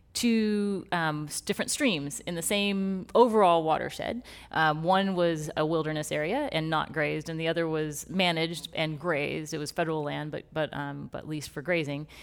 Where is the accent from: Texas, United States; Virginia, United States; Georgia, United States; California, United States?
Texas, United States; moved away; born and raised in Texas